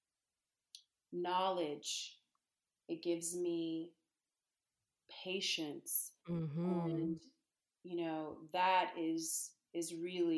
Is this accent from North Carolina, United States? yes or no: yes; Charlotte, North Carolina, United States; also born or lived in Copenhagen, Denmark; now in Brooklyn, New York, United States; growing up in the South, you know, I was raised in North Carolina